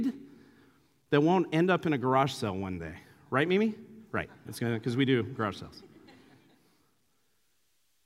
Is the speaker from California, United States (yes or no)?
yes; Santa Clara, California, United States; my hometown of Santa Clara